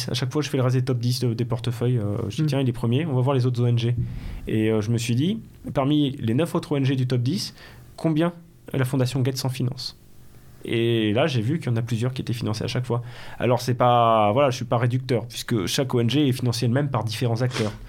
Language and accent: French; Belgium; accent: Belgian; ensuite, ça, ensuite, ça charrie mon accent belge.